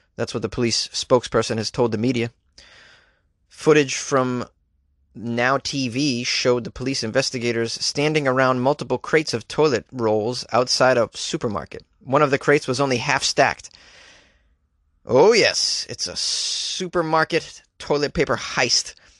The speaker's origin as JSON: {"language": "English", "region": "New England", "country": "United States", "said": "I'm from New England"}